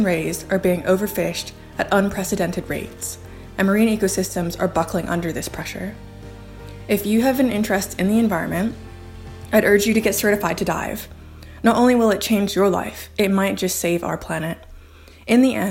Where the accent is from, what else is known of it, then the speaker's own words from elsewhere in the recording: Cayman Islands; Originally, I'm from the Cayman Islands